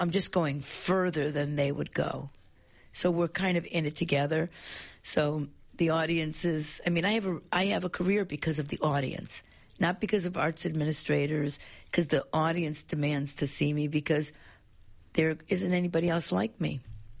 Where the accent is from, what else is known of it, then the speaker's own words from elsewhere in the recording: United States; also born or lived in Italy; now in Melbourne, Australia; I'm immigrant Italian, even so, I'm an anarchist, I'm an outsider. I left school when I was 13.